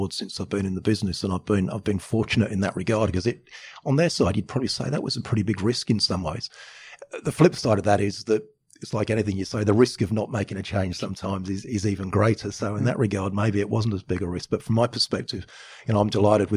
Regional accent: England, United Kingdom; now in Australia; I'm from England. I'm English by birth, Australian by choice.

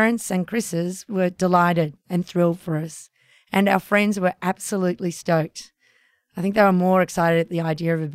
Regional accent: Australia; That meant leaving Australia.

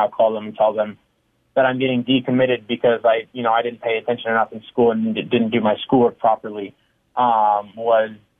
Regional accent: California, United States; Growing up in California

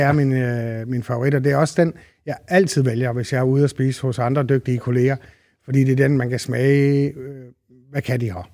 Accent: Randers, Central Denmark Region, Denmark; born or raised there

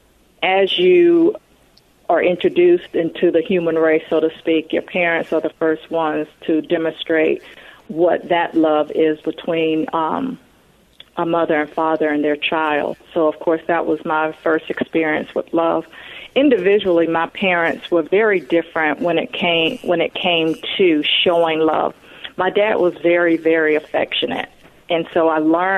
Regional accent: Atlanta, Georgia, United States; a proud Atlantan, native Atlantan

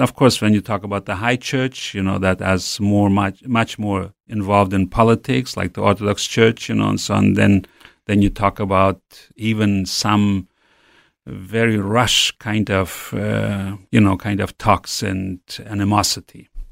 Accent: Western Siberia, Russia; also born or lived in Urals; I grew up in Siberia, in West Siberia

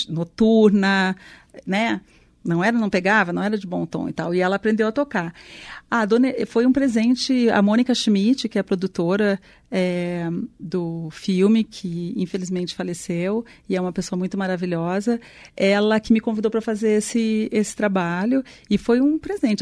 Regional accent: Mato Grosso do Sul, Brazil; now in São Paulo, Brazil; Eu sou de Mato Grosso do Sul

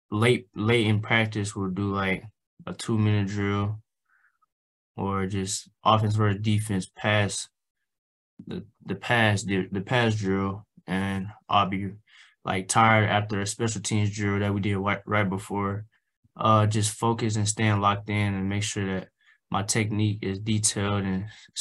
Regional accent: Tulsa, Oklahoma, United States; also born or lived in Arkansas / New Mexico; my hometown here in Tulsa

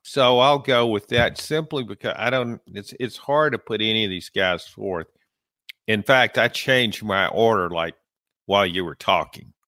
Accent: Clinton, Louisiana, United States; moved away; I was in my hometown this weekend in Clinton, Louisiana

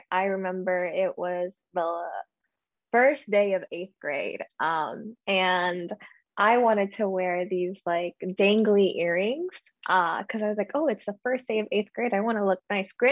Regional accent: Nashville, Tennessee, United States; also born or lived in Guam / Salt Lake City; I am from Nashville, Tennessee. My family is uh, specifically from Amidi, and I go back and I travel there every couple years.

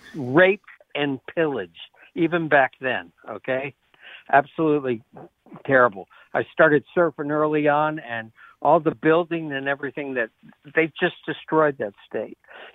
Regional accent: Jacksonville, Florida, United States; moved away as an adult; now in Roxbury, United States; I grew up in Florida in the late 60s. I graduated in Jacksonville from Robert E. Lee High School.

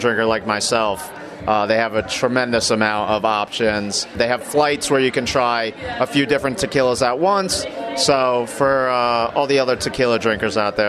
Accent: New York, United States; now in Philadelphia, United States; I'm from New York.

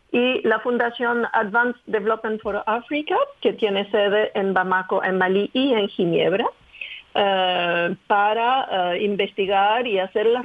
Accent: Chile; Pues el camino empezó de manera increíble porque yo nací en Chile, de mis padres franceses, venidos en Chile para enseñar el francés en la Alianza Francesa, pero fui educada por una nani eh, que era chilena, del sur de Chile

